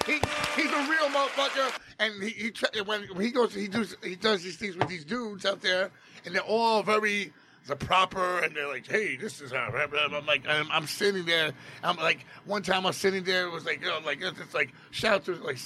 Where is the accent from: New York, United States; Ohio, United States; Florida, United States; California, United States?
New York, United States; Jackson Heights; I went to Junior High School 10, and I was like, I'm from Jackson Heights